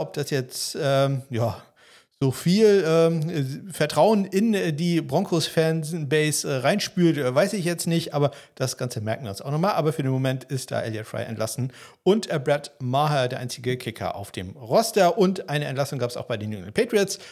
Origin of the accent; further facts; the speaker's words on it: places near Kiel, Schleswig-Holstein, Germany; Ortschaften hier in der Nähe, inklusive den Orten quasi, wo ich aufgewachsen bin